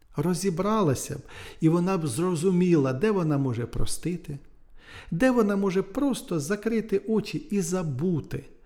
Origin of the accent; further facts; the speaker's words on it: Nedryhailiv, Sumy Oblast, Ukraine; moved away; в Недригайлові в районному центрі, в колишньому, де звідки я родом, і в Сумах